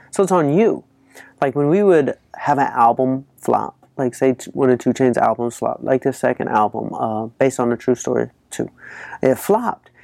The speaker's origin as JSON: {"language": "English", "town": "Atlanta", "region": "Georgia", "country": "United States", "said": "I'm from Atlanta, Georgia."}